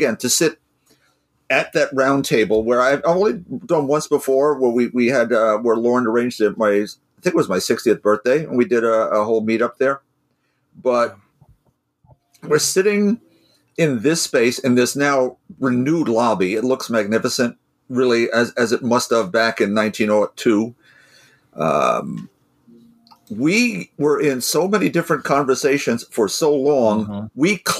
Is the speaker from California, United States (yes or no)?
no; Chicago, Illinois, United States; No, I'm from Chicago.